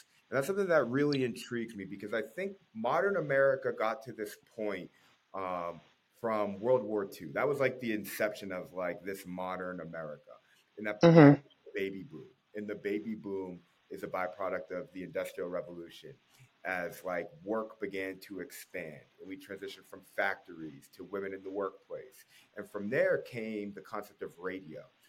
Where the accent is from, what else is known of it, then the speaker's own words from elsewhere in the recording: Natick, Massachusetts, United States; moved away; also born or lived in Minnesota; I'm originally from Natick, Massachusetts. It's outside of the Boston area.